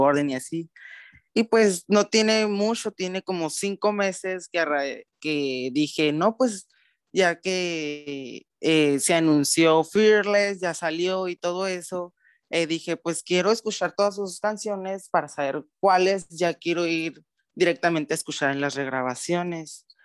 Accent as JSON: {"language": "Spanish", "region": "Sonora", "country": "Mexico", "said": "soy de Sonora, México."}